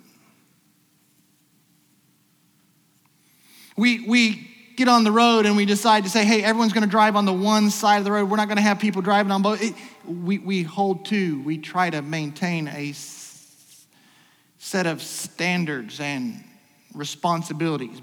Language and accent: English; United States; As an American